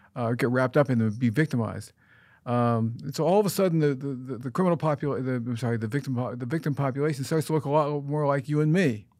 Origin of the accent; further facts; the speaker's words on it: United States; I'm an American